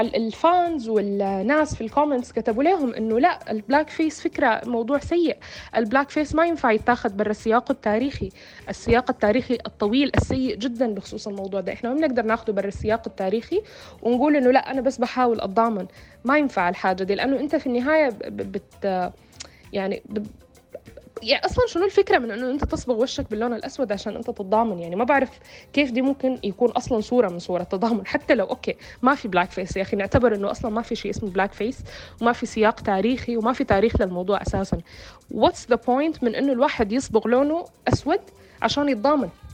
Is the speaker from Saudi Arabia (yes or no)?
no; Sudan; أنا كسودانية أو كعربية سمراء البشرة